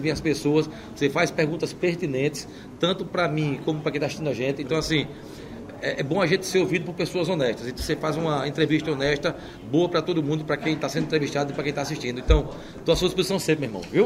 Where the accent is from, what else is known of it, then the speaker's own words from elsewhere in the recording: Maceió, Alagoas, Brazil; Eu sou nascido e criado em Maceió